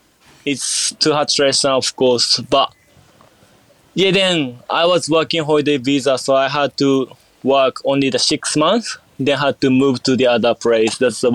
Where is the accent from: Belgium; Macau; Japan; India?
Japan; born there; English is a second language; of course I was born in Japan, so like I love Japan.